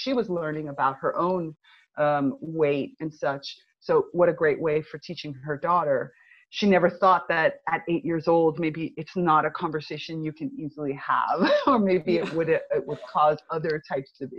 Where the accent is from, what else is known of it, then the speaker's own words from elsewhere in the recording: United States; moved away as an adult; also born or lived in Northern Italy; now in Italy; I'm originally from the United States. I'm Cuban American, and I've been living in Europe now for about the last 12 years, actually.